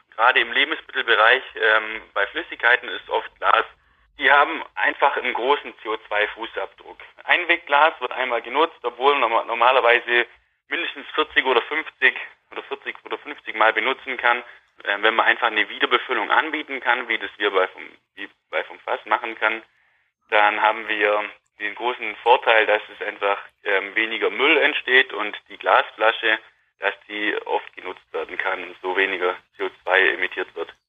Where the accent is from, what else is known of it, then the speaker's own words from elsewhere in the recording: Wangen im Allgäu, Baden-Württemberg, Germany; also born or lived in Nürtingen / Hohenheim / Waldburg; ich komme aus der Nähe von Wangen im Allgäu, bin da auf dem Milchviehbetrieb von meinen Eltern aufgewachsen